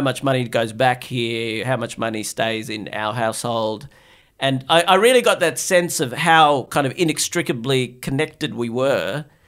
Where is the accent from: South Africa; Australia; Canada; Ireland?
Australia; also born or lived in Bangladesh / Sydney, Australia; I was born in Bangladesh, grew up in Australia